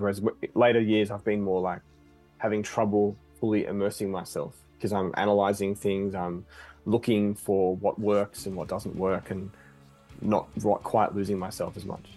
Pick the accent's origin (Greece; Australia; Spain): Australia; we're from Australia